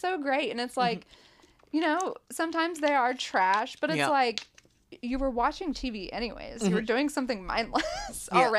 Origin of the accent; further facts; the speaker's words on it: Appalachia, United States; And I think for like, growing up in Appalachia, like constantly trying to overcome all the stereotypes, or people will be like, you're so lucky you got out.